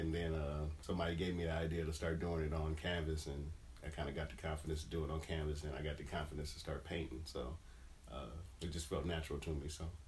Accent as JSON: {"language": "English", "region": "Michigan", "country": "United States", "moved": "yes", "said": "Back where I'm from, I'm from Michigan"}